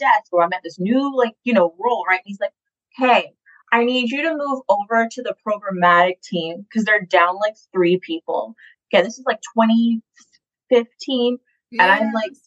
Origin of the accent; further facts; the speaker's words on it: Atlanta, Georgia, United States; also born or lived in Boston; I came back from Boston to Atlanta, which is where I was raised.